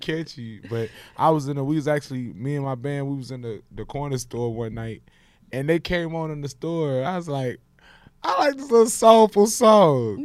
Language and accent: English; Houston, Texas, United States; I'm from Houston. Yeah. I perform in Houston. You know, and, you know, I'm from Houston, so I perform in my city